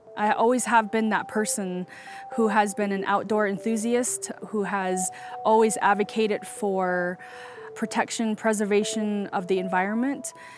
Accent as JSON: {"language": "English", "country": "United States", "tie": "born or raised there", "said": "I am from the Diné Navajo Nation, and I grew up with my grandparents on the dirt floor of a hogan. I grew up riding horses, herding sheep, and raising corn and squash."}